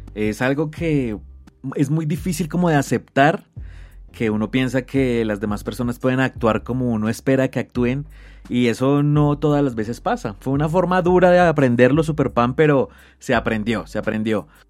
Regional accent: Colombia; como colombiano

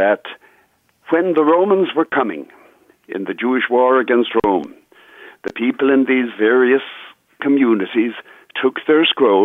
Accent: Ireland; now in United States; I'm not Irish American, Pat. I'm Irish

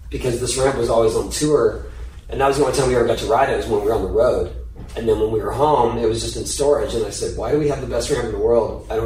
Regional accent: San Diego, California, United States; I grew up in San Diego.

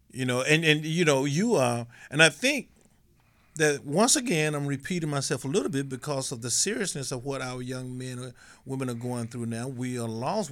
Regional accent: Mississippi, United States; in my country, Mississippi

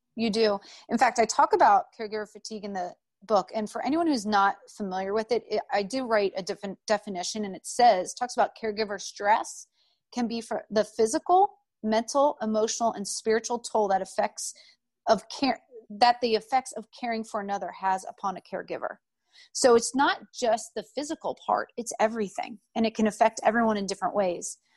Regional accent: outside of Philadelphia, Pennsylvania, United States; moved away as an adult; also born or lived in North Carolina; I grew up outside of Philadelphia

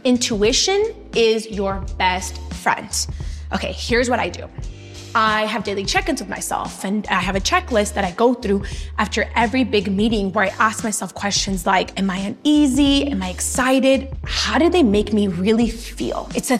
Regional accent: Los Angeles, California, United States; My entrepreneurial spirit comes from growing up in Latino neighborhoods in LA and being surrounded by so many people who are immigrants.

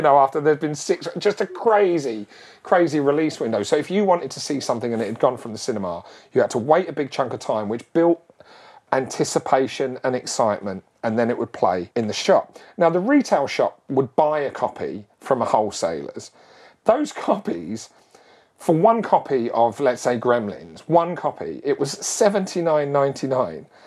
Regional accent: Barkingside, London, United Kingdom; when I was a kid, I grew up in Barkingside in Essex, which is sort of on the board was on the border of East London and uh, uh Essex and East London

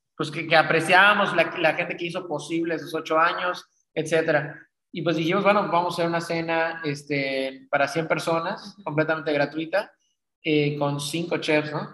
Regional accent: Cancún, Quintana Roo, Mexico; now in Mérida, Mexico; Yo soy de, yo soy de Cancún, este, de papá francés

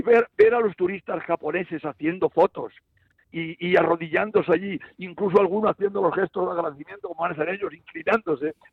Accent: Galicia, Spain; now in Cerdanyola del Vallès, Spain; como buenos gallegos

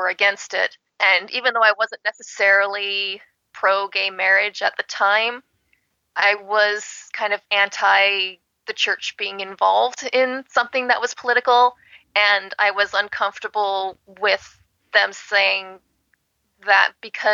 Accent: California, United States; I was born and raised in California

